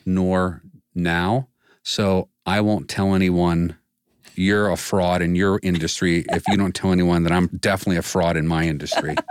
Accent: Washington, District of Columbia, United States; moved away as an adult; now in Northeast Ohio, United States; Growing up in D C

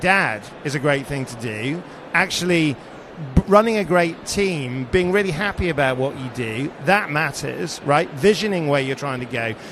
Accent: Sheffield, Yorkshire and the Humber, United Kingdom; being 11 years old growing up in Sheffield

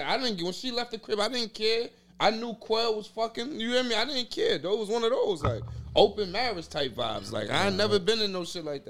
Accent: Yonkers, New York, United States; I'm from Yonkers, New York, bro.

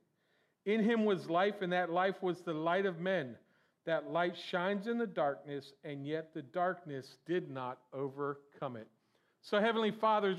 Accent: Florida, United States; I'm from Florida

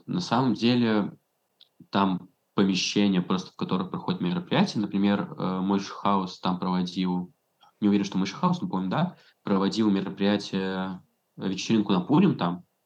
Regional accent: Saint Petersburg, Russia; moved away as an adult; now in Belgrade, Serbia; я из Питера

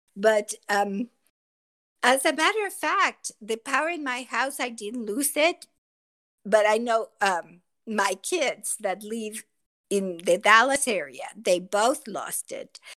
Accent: Mexico City, Mexico; English is a second language; moved away as an adult; also born or lived in Laramie, Wyoming; now in United States; grew up in Mexico City and I attended a bilingual school

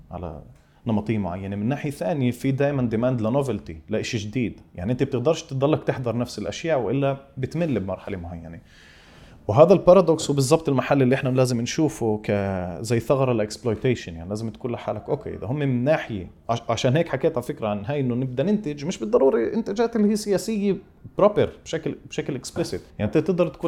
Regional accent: Palestine; طب ليش ليش الفيلم تبعي انا كفلسطيني لازم يتعرف كفيلم فلسطيني

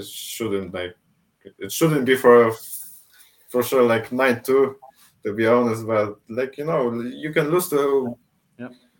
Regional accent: Poznań, Greater Poland, Poland; in Poznań, in my hometown

